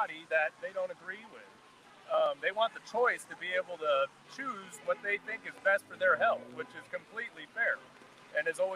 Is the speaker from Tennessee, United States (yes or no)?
no; Lebanon, Oregon, United States; we're from Lebanon